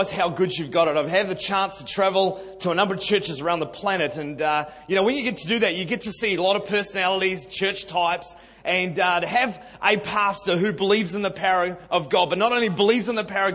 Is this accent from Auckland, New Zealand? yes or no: yes; Auckland, New Zealand; now in Sydney, Australia; I'm a Kiwi boy, born and bred in Auckland City, and South Auckland.